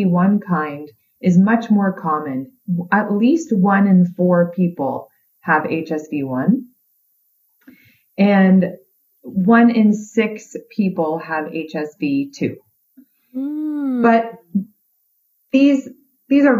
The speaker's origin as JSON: {"language": "English", "country": "Canada", "said": "I'm Canadian"}